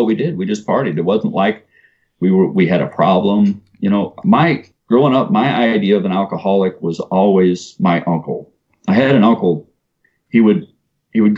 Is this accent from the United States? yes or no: yes; O'Fallon, Missouri, United States; also born or lived in North St. Louis, Missouri; I grew up on Highway K, and everywhere you see a shopping center used to be a field that we used to party